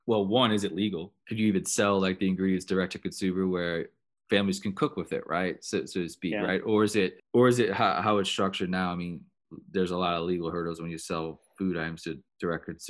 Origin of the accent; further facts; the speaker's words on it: New Orleans, Louisiana, United States; growing up in New Orleans